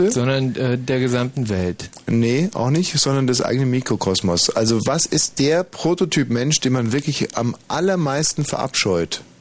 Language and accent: German; Heilbronn, Baden-Württemberg, Germany; Ja, wir kommen aus Heilbronn.